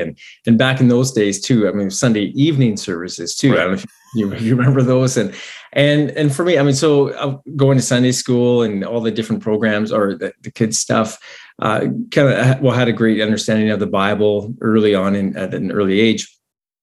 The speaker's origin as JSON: {"language": "English", "town": "Grand Forks", "region": "British Columbia", "country": "Canada", "tie": "born or raised there", "moved": "yes", "said": "we both grew up in the same town, and so we know Grand Forks really well"}